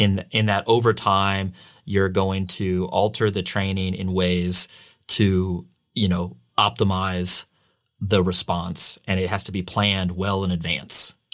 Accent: St. Louis, Missouri, United States; now in California, United States; I'm from the Midwest, I'm from Saint Louis

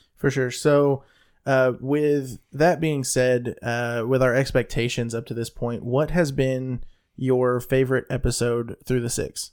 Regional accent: the South, United States; I'm from the South

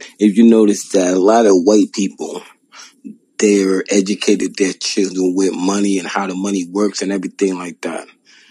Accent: United States; as American Black men

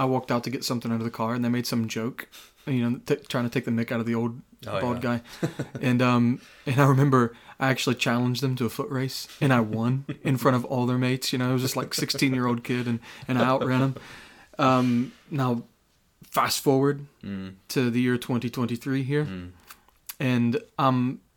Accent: United States; now in United Kingdom; growing up as an American

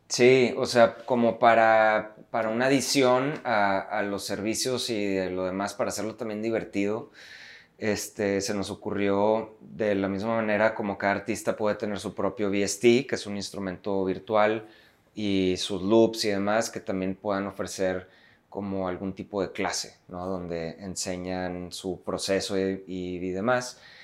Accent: Monterrey, Nuevo León, Mexico; somos rudos, los regios, por ser directos

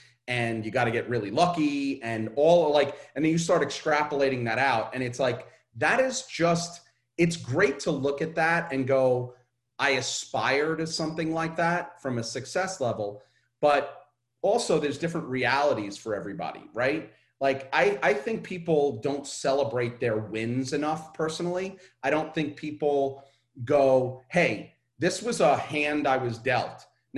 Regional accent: Brooklyn, New York, United States; I'm growing up in Coney Island in Brooklyn, and my lower middle class, high, like higher class, like poor.

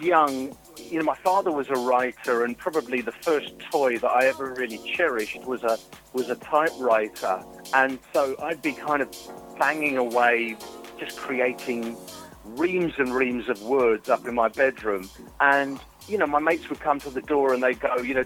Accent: London, United Kingdom; I grew up in Highgate, London N6

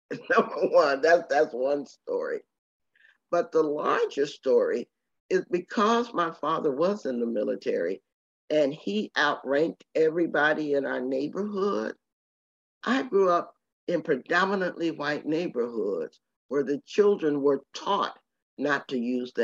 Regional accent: Temple, Texas, United States; born there; I was born in Temple, Texas as a result. And so I feel very rural, very Southern, but also very Jamaican.

